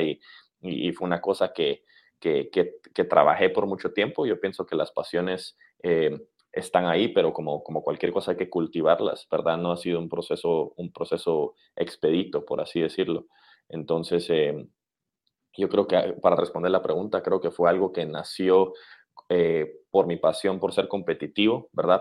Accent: Guatemala; moved away; somos de Centroamérica o de Guatemala

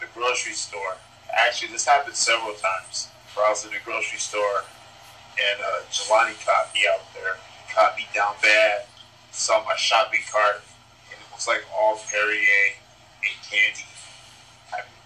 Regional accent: Seattle, Washington, United States; We're from the South

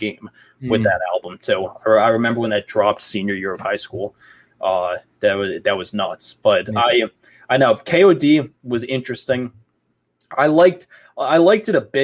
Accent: New York, United States; growing up in New York

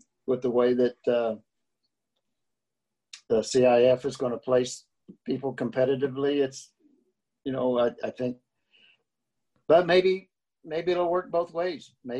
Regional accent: Arkansas, United States; growing up in Arkansas

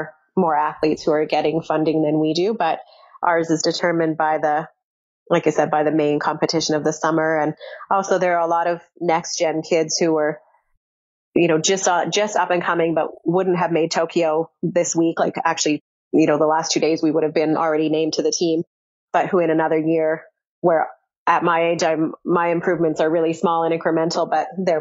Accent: Canada; as Canadian athletes

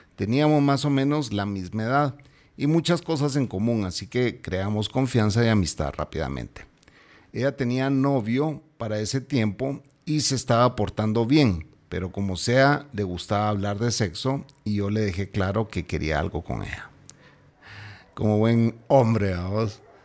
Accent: Guatemala; mi pueblo está repudiando a esta gente

